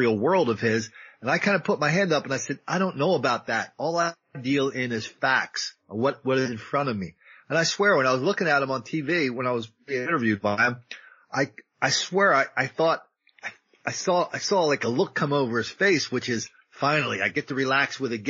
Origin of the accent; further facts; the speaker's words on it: Delaware, United States; when I was a kid, I grew up in Delaware.